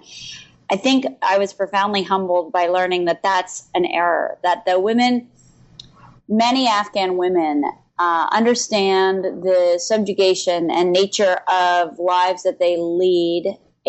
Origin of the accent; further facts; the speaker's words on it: Philadelphia, Pennsylvania, United States; also born or lived in Chicago / New Hampshire; I moved from Philadelphia to Chicago, and then I went to high school in New Hampshire.